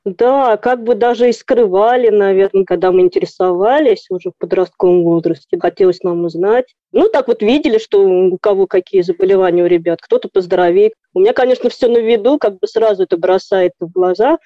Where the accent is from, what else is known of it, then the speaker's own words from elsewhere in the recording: Voronezh, Voronezh Oblast, Russia; я вообще из Воронежа